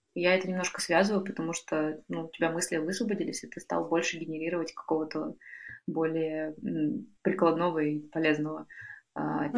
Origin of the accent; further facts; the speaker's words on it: Urals, Russia; в моем родном городе, где я лечилась э, на Урале